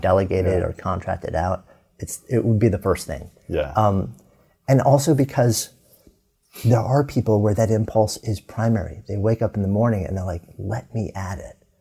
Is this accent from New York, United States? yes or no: yes; outside New York, United States; moved away as an adult; now in Boulder, United States; growing up outside New York, living in New York City for 30 years, pulling up our roots